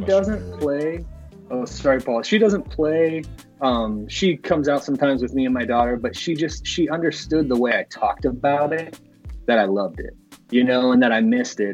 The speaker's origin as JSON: {"language": "English", "region": "northern Indiana", "country": "United States", "tie": "born or raised there", "said": "I grew up northern Indiana. I, I live kind of in uh, southeastern Indiana, kind of around the Indianapolis area um, now."}